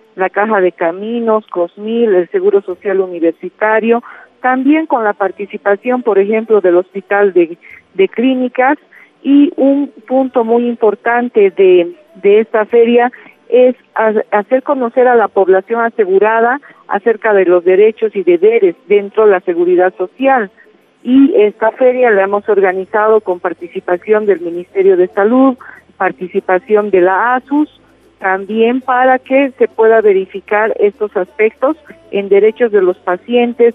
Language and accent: Spanish; Bolivia; para nosotros como bolivianos y bolivianas